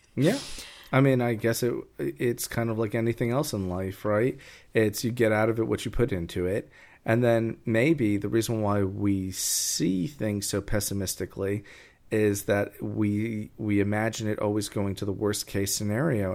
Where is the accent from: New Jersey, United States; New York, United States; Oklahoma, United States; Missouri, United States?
New York, United States; I come from New York